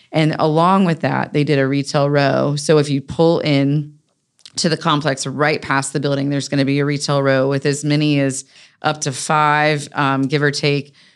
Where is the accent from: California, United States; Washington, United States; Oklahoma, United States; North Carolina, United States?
North Carolina, United States; Raleigh; I grew up on North Hills Drive